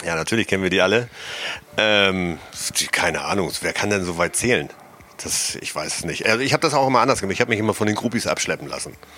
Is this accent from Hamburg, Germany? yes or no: yes; Hamburg, Germany; Ich als Hamburger